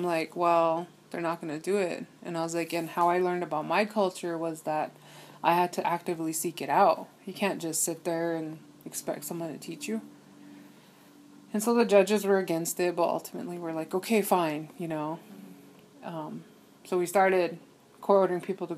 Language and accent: English; Wounded Knee, South Dakota, United States; also born or lived in Dayton, Ohio / Wanblee, South Dakota; growing up in Wounded Knee